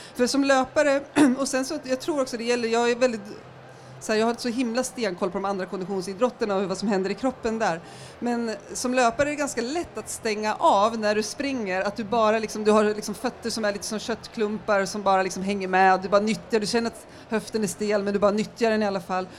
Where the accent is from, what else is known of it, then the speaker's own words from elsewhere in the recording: Järvsö, Gävleborg County, Sweden; moved away as an adult; now in Stockholm, Sweden; Jag kommer från Järvsö från början i Hälsingland